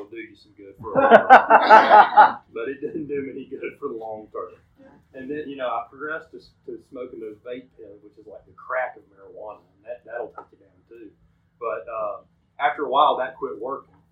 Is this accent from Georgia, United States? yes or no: yes; Columbus, Georgia, United States; also born or lived in Auburn, Alabama / Phenix City, Alabama; I was born in Columbus, raised by a wonderful family